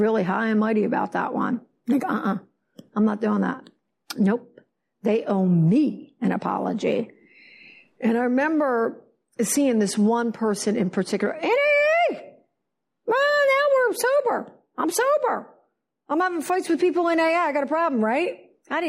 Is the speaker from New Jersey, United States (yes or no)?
yes; Philadelphia, New Jersey, United States; now in Fort Lauderdale, United States; I am from New Jersey, Philadelphia.